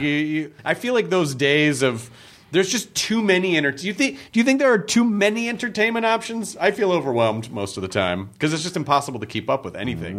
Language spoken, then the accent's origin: English; Memphis, Tennessee, United States; when I grew up in Memphis